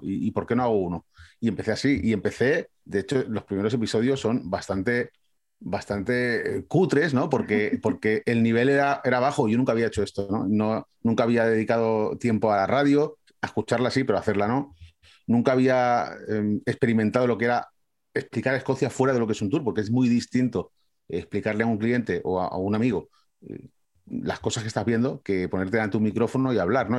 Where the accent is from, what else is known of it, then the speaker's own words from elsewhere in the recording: Valencia, Valencian Community, Spain; moved away as an adult; now in Scotland, United Kingdom; Yo soy de Valencia